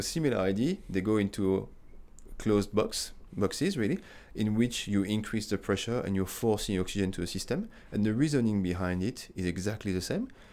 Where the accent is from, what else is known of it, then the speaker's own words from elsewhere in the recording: France; moved away as an adult; also born or lived in United Kingdom; now in Australia; I'm coming from France.